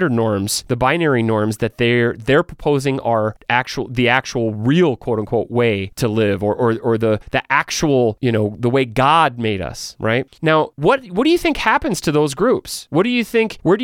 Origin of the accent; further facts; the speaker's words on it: United States; I'm an American